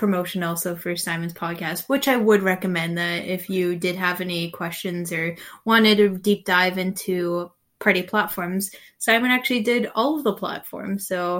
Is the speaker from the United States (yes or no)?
no; Canada; It is one of the greatest things that we have as a Canadian citizen is to choose the leadership that we want in power.